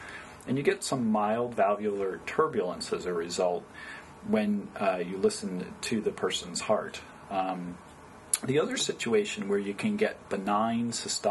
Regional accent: Poughkeepsie, New York, United States; moved away as an adult; also born or lived in Binghamton, New York / Oberlin, Ohio / Cleveland, Ohio; now in California, United States; I originally grew up in upstate New York. I was born in western New York State in Binghamton, New York, and then we moved further downstate to Poughkeepsie, New York.

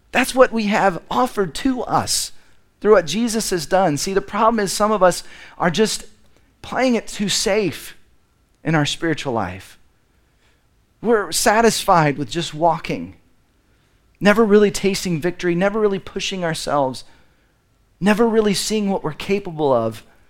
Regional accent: Dallas, Texas, United States; I grew up in Dallas, which I think is the belt buckle of the Bible Belt

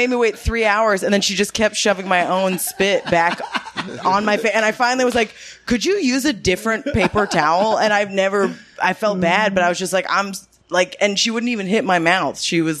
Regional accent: Los Angeles, California, United States; so I grew up here, but I grew up in the Valley and my school is like a fancy school, not in the Valley.

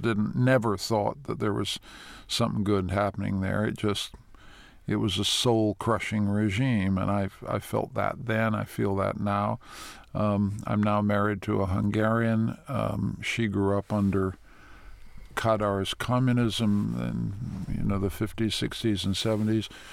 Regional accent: Toronto, Ontario, Canada; also born or lived in Washington / New York; the Toronto I grew up

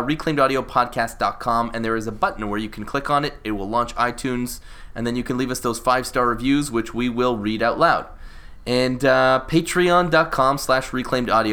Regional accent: Canada; because I'm Canadian

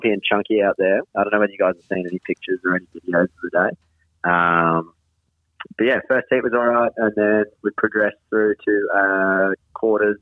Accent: Queensland, Australia; I am from Queensland.

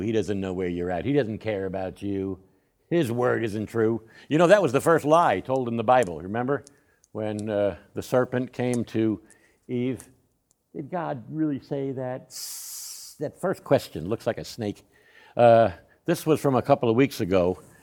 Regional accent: Northeast, United States; also born or lived in Uvalde, Texas; now in San Antonio, United States; I grew up in the Northeast, which, uh, was, was a completely different, uh, way of life.

